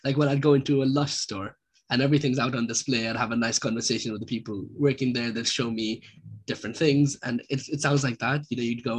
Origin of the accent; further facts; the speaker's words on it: Pakistan; moved away; I'm from a South Asian background, so I'm from Pakistan